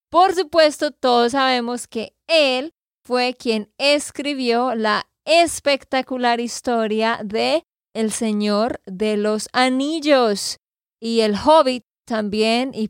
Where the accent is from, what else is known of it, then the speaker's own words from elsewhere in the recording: Santander, Colombia; de Santander, Colombia.